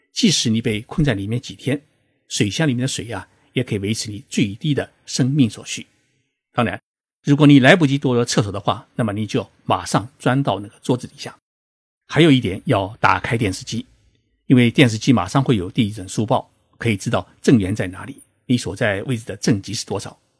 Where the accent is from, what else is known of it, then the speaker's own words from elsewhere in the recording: China; 我们中国人到日本旅游考察